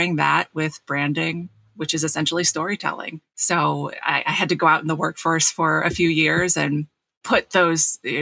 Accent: New Jersey, United States; I grew up in South Jersey

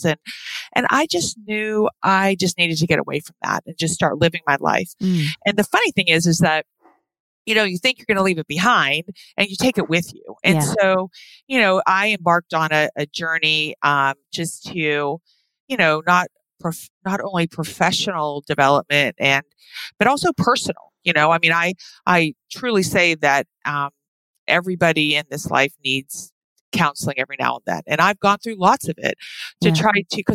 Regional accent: East Coast, United States; moved away as an adult; also born or lived in Hawaii / Moscow, Idaho; we're from the East Coast.

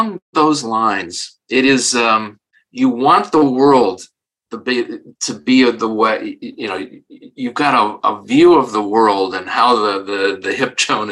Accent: Parma, Ohio, United States; moved away as an adult; also born or lived in Weston, Massachusetts; I grew up in Parma, Ohio

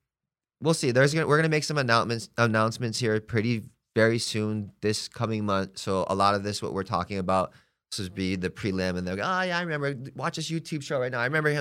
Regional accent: Hawaii, United States; now in Palm Springs, United States; Hey, that's I'm from Hawaii, okay? I'm living here for X amount of time. I'm getting to know Palm Springs, and it's a gay community.

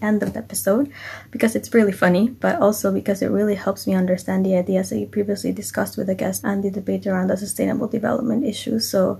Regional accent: Costa Rica; now in Tokyo, Japan; I'm originally from Costa Rica, but currently live in Tokyo.

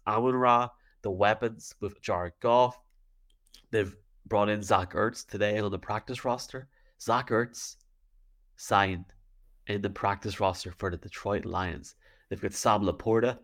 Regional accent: Dungannon, Northern Ireland, United Kingdom; I'm from Dungannon

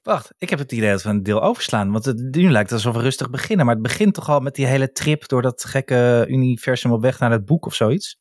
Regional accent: Netherlands; zijn we gewoon wel Nederlanders

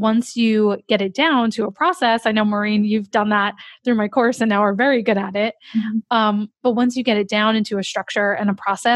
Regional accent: New Jersey, United States; accent: New Jersey; my New Jersey accent

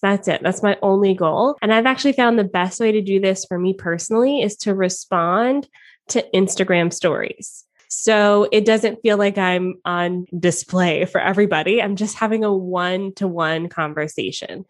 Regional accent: Atlanta, Georgia, United States; moved away as an adult; also born or lived in Toronto, Canada; now in Canada; I lived in Atlanta, Georgia. He lived in Toronto, Canada. So we did long distance for a little bit, then we fell in love, we got married, and I moved from my hometown to live with him in Canada

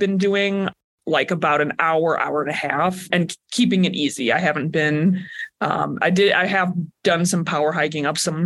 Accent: Crown Point, Indiana, United States; moved away as an adult; also born or lived in Portland, Oregon; now in Flagstaff, United States; I'm from Crown Point, Indiana

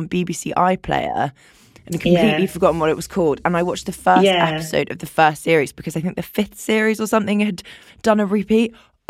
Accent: London, United Kingdom; I'm from London too.

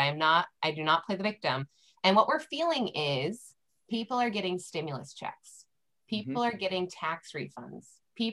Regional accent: California, United States; I'm from California

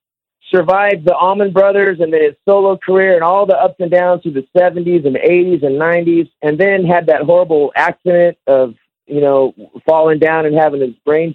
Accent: Sacramento, California, United States; he and I come from South Sacramento

